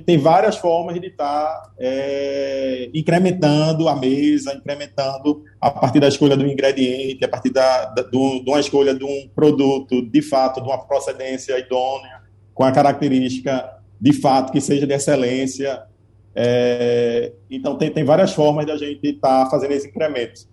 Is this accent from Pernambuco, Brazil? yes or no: yes; Recife, Pernambuco, Brazil; pernambucano, enquanto recifense